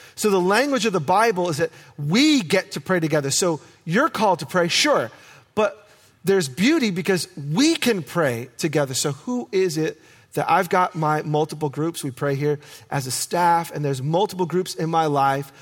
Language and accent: English; New York, United States; now in Oregon, United States; I am a city boy. I was born and raised in New York, and I grew up with asphalt, concrete